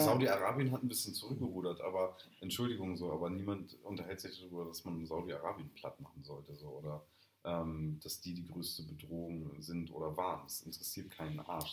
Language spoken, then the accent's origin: German; Germany; als äh, Deutscher